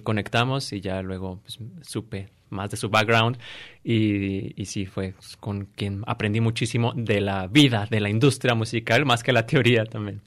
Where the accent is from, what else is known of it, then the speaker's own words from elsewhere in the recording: Morelia, Michoacán, Mexico; yo soy originario de Morelia